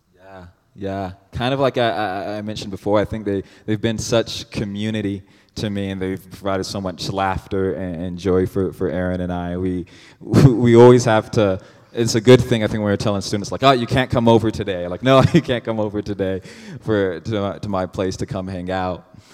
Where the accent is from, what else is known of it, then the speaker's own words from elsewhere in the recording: Cedar Rapids, Iowa, United States; now in Phoenix, United States; I'm from Cedar Rapids, Iowa is where I was born.